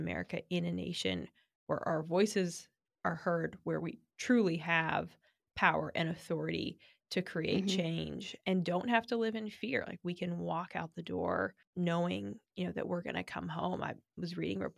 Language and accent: English; United States; as an American